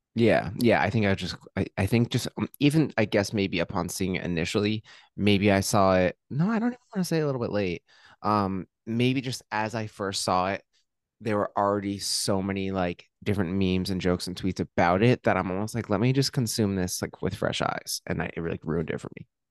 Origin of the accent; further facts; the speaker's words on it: Hillsborough, New Jersey, United States; I'm from Hillsboro